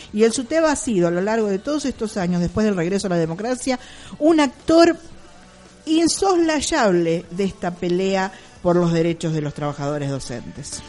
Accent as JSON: {"language": "Spanish", "country": "Argentina", "said": "nuestro país"}